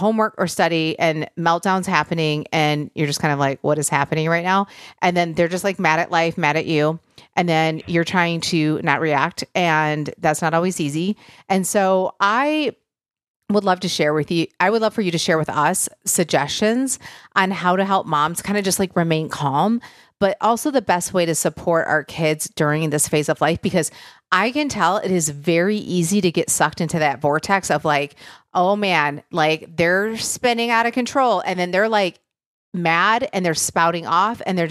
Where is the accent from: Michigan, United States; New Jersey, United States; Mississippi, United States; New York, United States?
Michigan, United States; I grew up in Michigan